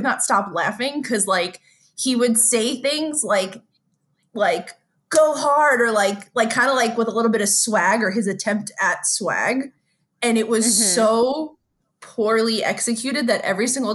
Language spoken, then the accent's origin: English; United States; as an American